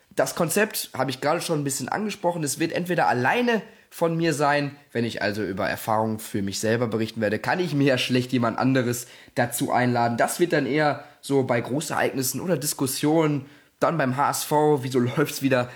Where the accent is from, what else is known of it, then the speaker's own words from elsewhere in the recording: Gelsenkirchen, North Rhine-Westphalia, Germany; ich komme aus Gelsenkirchen